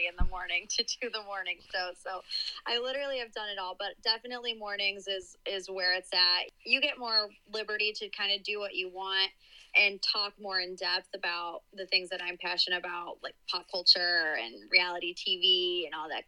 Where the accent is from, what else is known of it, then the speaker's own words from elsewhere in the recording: Cleveland, Ohio, United States; also born or lived in West Virginia; So I was born and raised in Cleveland. I live there now. Uh, I lived in West Virginia for a little bit, but actually I went to college there.